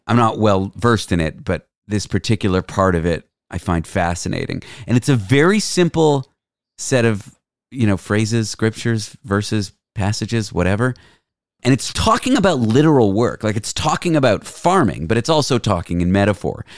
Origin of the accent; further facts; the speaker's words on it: Canada; I'm Canadian